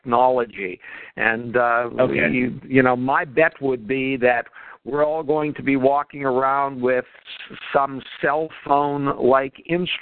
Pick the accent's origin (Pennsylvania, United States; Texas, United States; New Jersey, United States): Pennsylvania, United States; Pittsburgh; I grew up in the Pittsburgh area